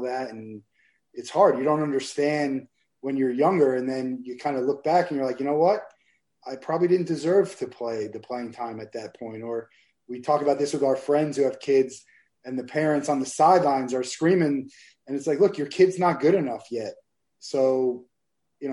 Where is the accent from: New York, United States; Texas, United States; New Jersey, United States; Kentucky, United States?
New Jersey, United States; Marlboro; moved away as an adult; now in Florida, United States; I'm from Marlboro, New Jersey, central New Jersey. And grew up there and lived in New Jersey till I went to college in Florida